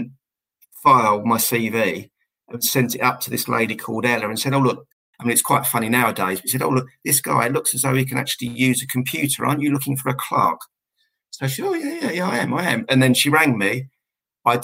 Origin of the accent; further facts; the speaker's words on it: Southend-on-Sea, East of England, United Kingdom; I'm from Essex and from the South End area